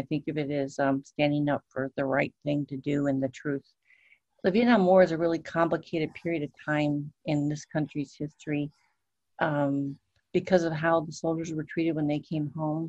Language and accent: English; Madison, Wisconsin, United States; also born or lived in New York; My parents are from New York, and I was born in New York and spent my potty training years there. And I moved to Madison, Wisconsin when I was 4.